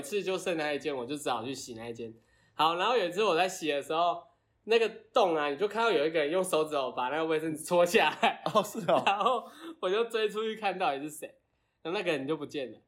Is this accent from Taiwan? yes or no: yes; Kaohsiung, Taiwan; also born or lived in Shanghai; 然后我那时候其实因为我是高雄人